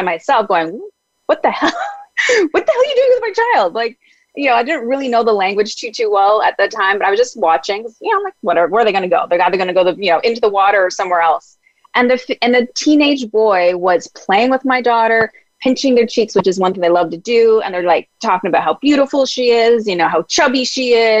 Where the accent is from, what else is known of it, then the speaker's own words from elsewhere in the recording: Ontario, Canada; also born or lived in Mexico; now in Vancouver, Canada; where I'm originally from, Ontario